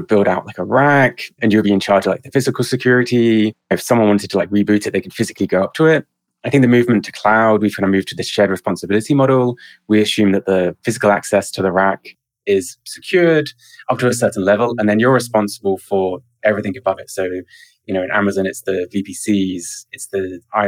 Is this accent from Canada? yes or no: no; South of England, United Kingdom; now in Oakland, United States; I grew up in the south of England, currently in Oakland.